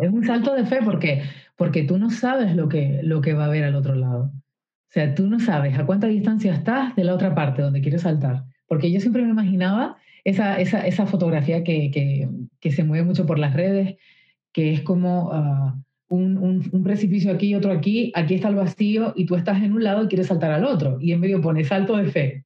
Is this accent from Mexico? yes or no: no; Canary Islands, Spain; yo soy de Canarias, de unas islas